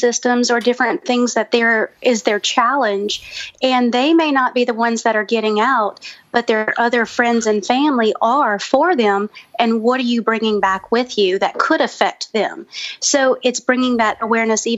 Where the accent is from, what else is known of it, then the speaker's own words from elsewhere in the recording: Louisiana, United States; we're from Louisiana